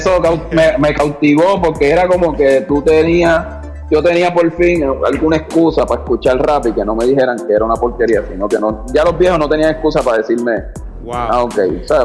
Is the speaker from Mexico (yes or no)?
no; Carolina, Puerto Rico; also born or lived in New York; yo empecé a juntarme con los chamaquitos, los muchachos de, Carolina, y llegué a ir a, Viernes de Rap siendo un niño